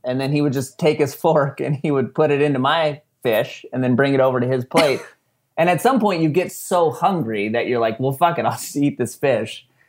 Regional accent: San Diego, California, United States; we're from San Diego

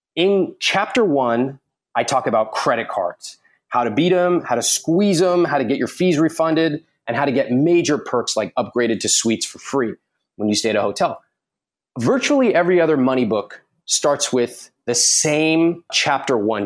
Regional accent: United States; as an American

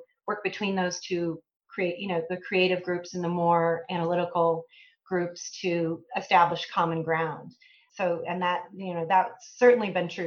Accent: Illinois, United States; also born or lived in Iowa; I grew up in the Midwest. I grew up about 60 miles west of Chicago in a small town

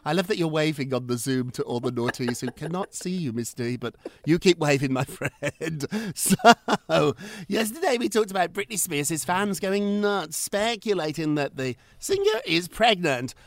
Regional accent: United Kingdom; moved away; I'm British. We learned about that in school.

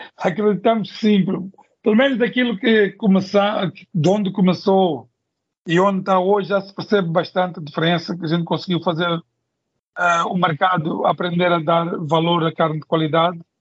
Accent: Mozambique; sou moçambicano

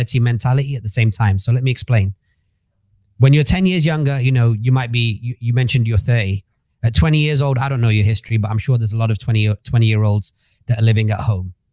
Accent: Manchester, North West England, United Kingdom; moved away as an adult; now in Dubai, United Arab Emirates; I grew up in Manchester, 7 people in a house.

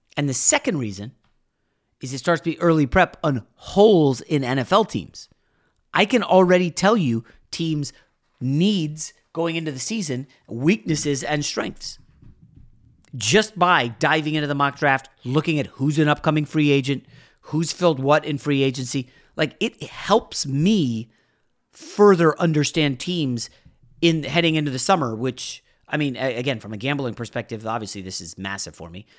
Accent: United States; also born or lived in New York; I moved, my family moved right outside D C

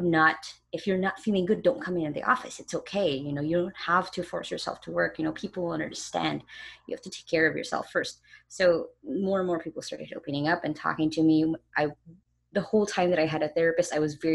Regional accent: Philippines; Like in my hometown, even some parts of a lot of the major cities here in the Philippines

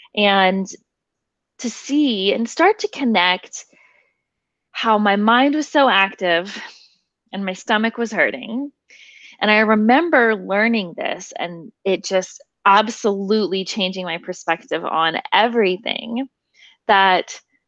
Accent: Nashville, Tennessee, United States; I was born and raised in Nashville, Tennessee

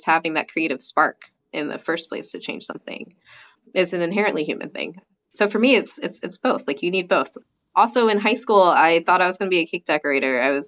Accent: New Jersey, United States; Being from New Jersey, I had to pick something that was, you know, kind of harkens back to my home state.

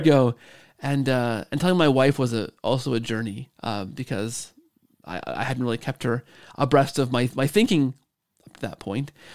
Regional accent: Canada; we're both Canadian

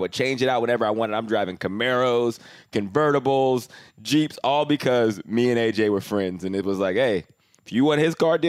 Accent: Canada; I came from Canada, so I was like 3 years older than him.

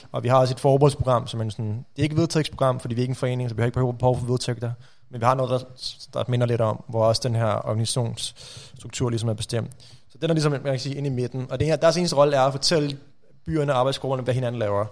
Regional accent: Rudersdal Municipality, Capital Region of Denmark, Denmark; Rudersdal Kommune, mm. øh, der hvor jeg kommer fra

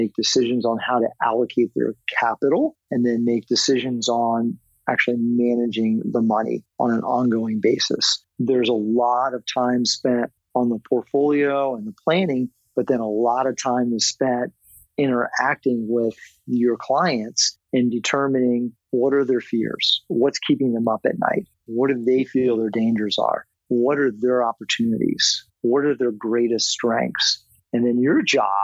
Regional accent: Northern Virginia, United States; also born or lived in Florida; I grew up in Virginia, Northern Virginia

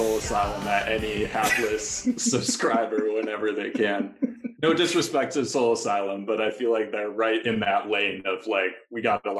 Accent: Milwaukee, Wisconsin, United States; I'm from Milwaukee

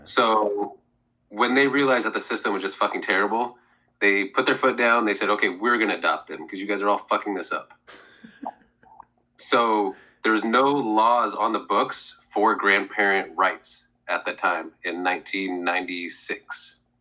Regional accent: Oregon, United States; also born or lived in Seattle; Oh, I'm from Oregon.

